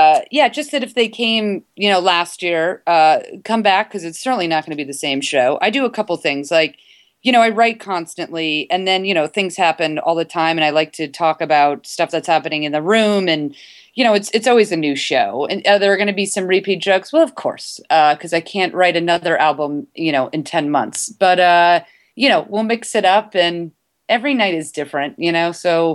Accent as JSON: {"language": "English", "region": "Northeast", "country": "United States", "tie": "born or raised there", "moved": "yes", "lives_now": "California, United States", "said": "I grew up in the Northeast"}